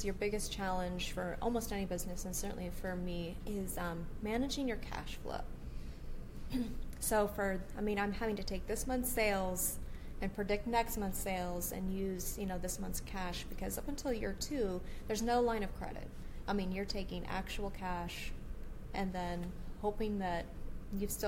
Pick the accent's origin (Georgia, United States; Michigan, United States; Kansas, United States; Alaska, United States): Alaska, United States; I was born and raised in Alaska. Oh, I've lived my whole life here.